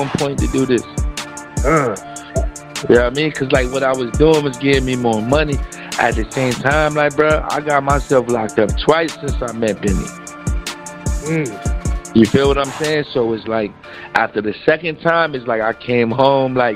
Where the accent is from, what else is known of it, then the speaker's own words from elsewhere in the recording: Hartford, Connecticut, United States; where I'm from Hartford, Connecticut